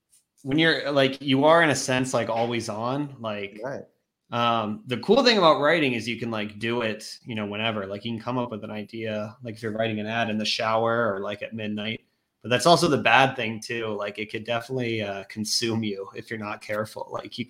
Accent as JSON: {"language": "English", "region": "Virginia", "country": "United States", "tie": "born or raised there", "moved": "yes", "lives_now": "New York City, United States", "said": "I grew up in Virginia."}